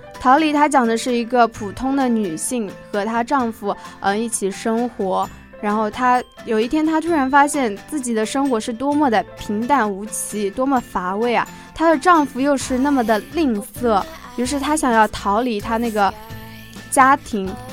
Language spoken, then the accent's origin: Chinese; Hangzhou, Zhejiang, China; 我来自浙江杭州